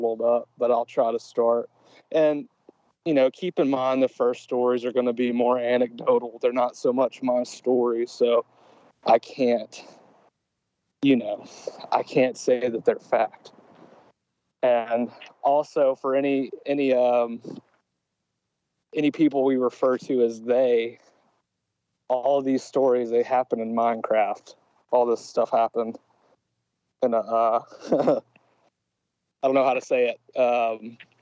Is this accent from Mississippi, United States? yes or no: yes; Grenada, Mississippi, United States; I was born in 94 in Grenada, Mississippi